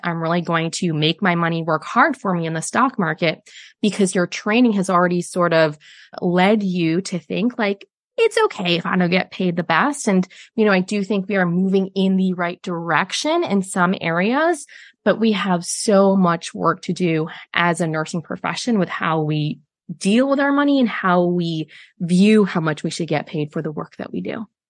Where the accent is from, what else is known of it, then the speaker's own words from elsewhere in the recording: Chicago, Illinois, United States; moved away as an adult; now in Sydney, Australia; I'm from Chicago